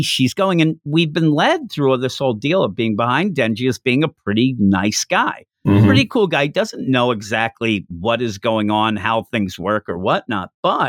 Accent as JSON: {"language": "English", "town": "Philadelphia", "region": "Pennsylvania", "country": "United States", "said": "I'm from the East Coast of the U.S."}